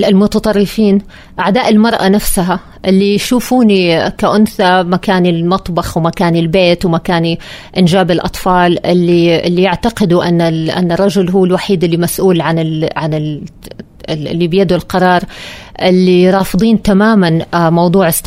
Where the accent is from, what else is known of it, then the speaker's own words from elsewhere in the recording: Saudi Arabia; اللي مو عاجبه أنا إعلامية سعودية